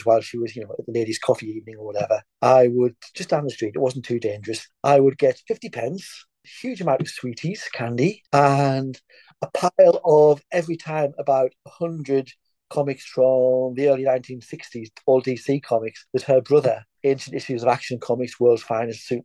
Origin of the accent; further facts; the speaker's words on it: Scotland, United Kingdom; As I'm over from Bonnie, Scotland